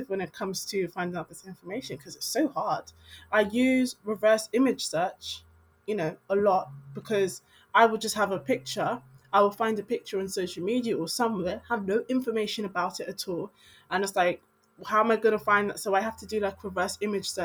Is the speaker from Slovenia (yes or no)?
no; London, United Kingdom; born or raised there